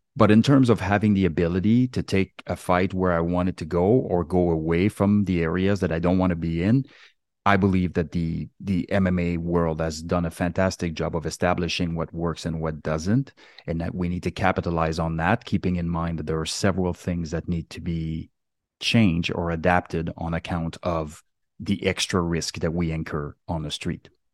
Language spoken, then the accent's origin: English; Quebec, Canada; moved away; also born or lived in West Coast, Canada; I was born and raised in Quebec on the East Coast